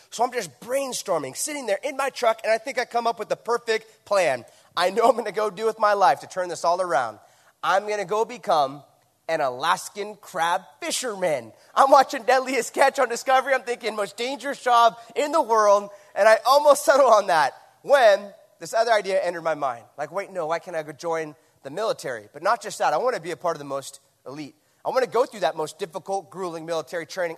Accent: Huntington Beach, California, United States; my hometown, Huntington Beach, California

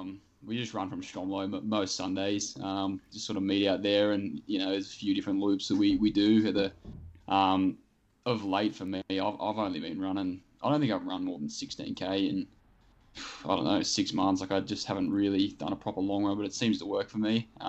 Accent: Shellharbour, New South Wales, Australia; also born or lived in Canberra; Yeah, so I grew up in Shell Harbour, which is about half an hour south of Wollongong. And yeah, I was actually born in Canberra, and then I moved there when I was about 2, and I've done all my growing up there

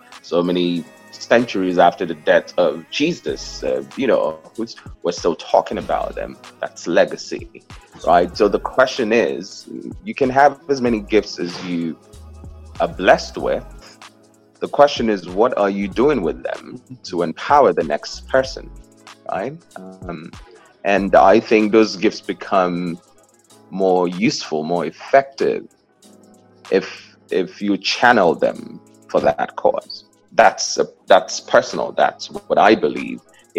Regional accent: Southeast, Nigeria; now in New York, United States; So I'm from the Southeast. The South is predominantly Christian. The North is predominantly Muslim. So we grew up believing that Islam is a violent religion, right?

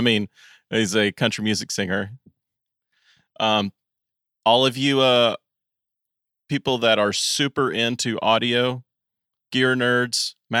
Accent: Maryville, Tennessee, United States; also born or lived in Farragut, Tennessee; I'm from Maryville.

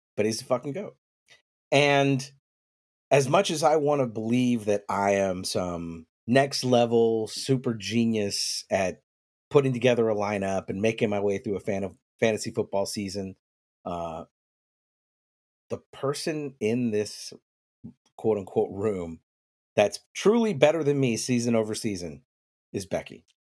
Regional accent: the South, United States; I was raised in the South

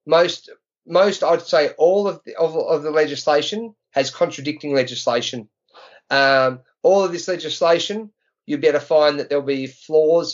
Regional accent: Australia; in Australia as an Aussie

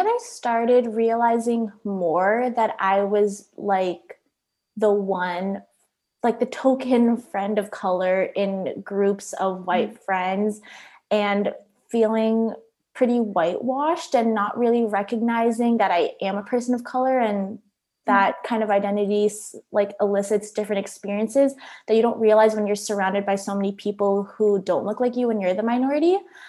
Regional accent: Philippines; I also spent time growing up in the Philippines. I went to elementary school partially there

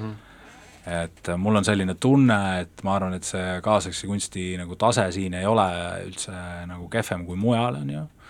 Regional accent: Tallinn, Harju County, Estonia; ma elan, elan ikkagi, olen siit pärit ja mu pere elab siin nagu äh, siin noh, ka linnas

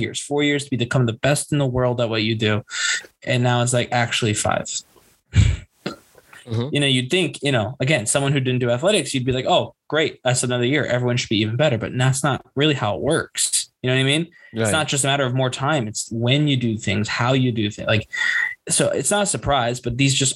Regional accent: United States; we're both from the United States.

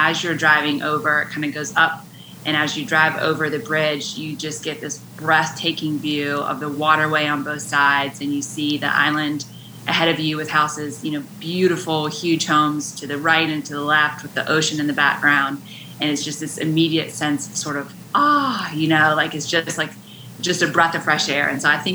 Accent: West Virginia, United States; moved away as an adult; now in Wilmington, United States; I grew up in West Virginia

